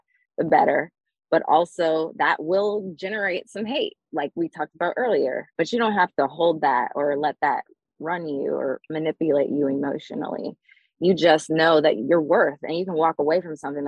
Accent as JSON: {"language": "English", "town": "Durham", "region": "North Carolina", "country": "United States", "tie": "born or raised there", "moved": "as an adult", "said": "I moved back to where I was raised in Durham."}